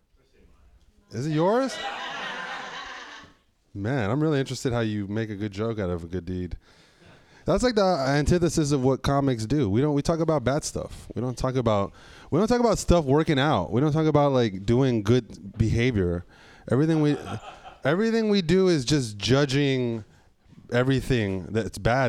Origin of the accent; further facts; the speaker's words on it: San Francisco, California, United States; I grew up in San Francisco when that shit was killing people